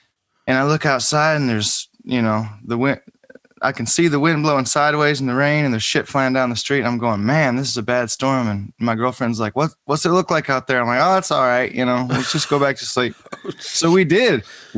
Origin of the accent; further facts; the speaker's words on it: Ionia, Michigan, United States; moved away as an adult; now in Nashville, United States; I grew up in Ionia, Michigan, which is like outside of Grand Rapids, about a half hour.